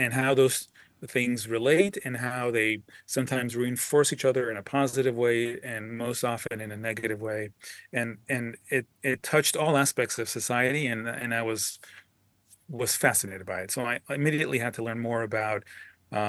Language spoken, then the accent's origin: English; Los Angeles, California, United States; moved away as an adult; also born or lived in Bay Area / Boston / Washington, D.C.; now in Los Angeles, United States; I'm a California guy, born and raised in Los Angeles